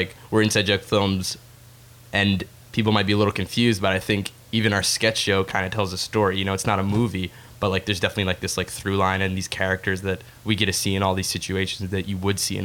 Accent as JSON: {"language": "English", "country": "Egypt", "said": "I'm from Egypt. I'm Arab"}